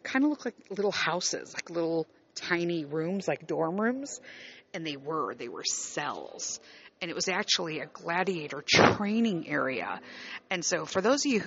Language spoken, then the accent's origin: English; Chicago, Illinois, United States; moved away as an adult; I grew up born and raised in Chicago